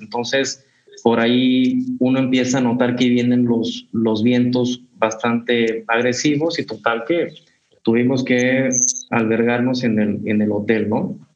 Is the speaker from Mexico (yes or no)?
yes; Mexico; venimos de México